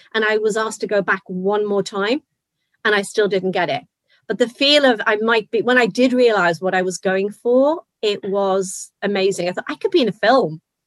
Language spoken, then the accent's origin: English; Liverpool, North West England, United Kingdom; I'm from Liverpool